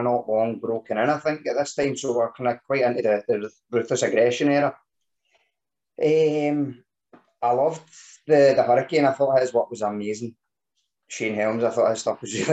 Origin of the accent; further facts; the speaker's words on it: Scotland, United Kingdom; being Scottish